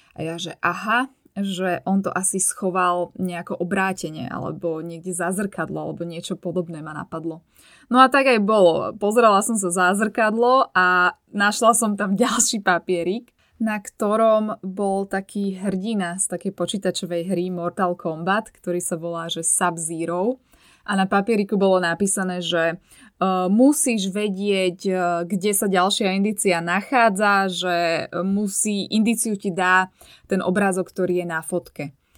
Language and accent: Slovak; Bratislava, Bratislava Region, Slovakia; z Bratislavy, odkiaľ pochádzam ja